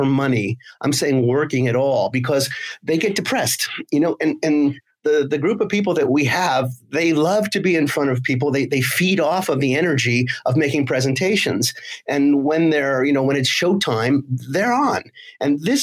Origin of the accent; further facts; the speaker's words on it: United States; now in Nice, France; I'm American originally